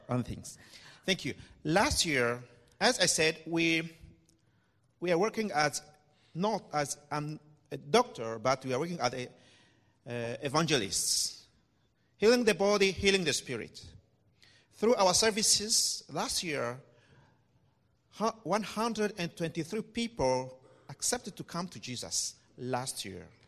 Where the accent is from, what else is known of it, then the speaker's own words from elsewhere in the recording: DR Congo; moved away; also born or lived in Côte d'Ivoire; I'm from the Democratic Republic of the Congo